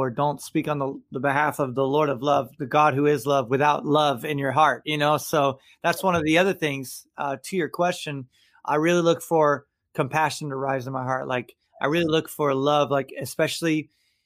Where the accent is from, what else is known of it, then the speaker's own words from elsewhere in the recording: Tampa, Florida, United States; here in town in Tampa, Florida, my hometown, I love it. I'm third generation Tampa native.